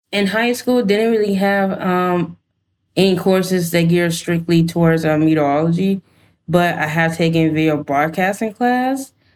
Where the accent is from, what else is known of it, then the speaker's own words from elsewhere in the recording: Georgia, United States; moved away; I'm originally from Georgia